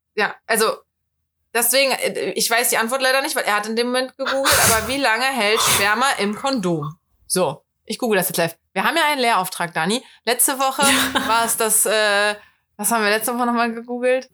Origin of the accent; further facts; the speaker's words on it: Cologne, North Rhine-Westphalia, Germany; Ich bin Kölnerin